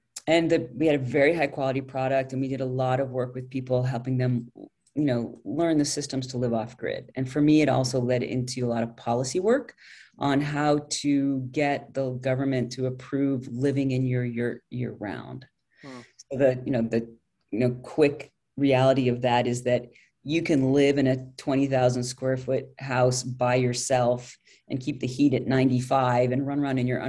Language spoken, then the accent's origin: English; London, United Kingdom; also born or lived in France / Soviet Union; I grew up overseas. I grew up in London. My dad was a foreign correspondent.